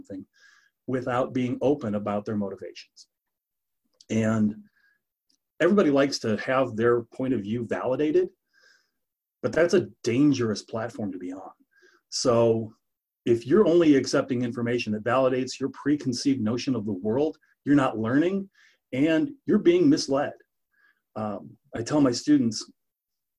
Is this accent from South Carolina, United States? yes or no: no; Northwest Indiana, United States; moved away as an adult; also born or lived in Illinois / Arizona; now in Sedalia, United States; I'm from Northwest Indiana, the Chicago media market, basically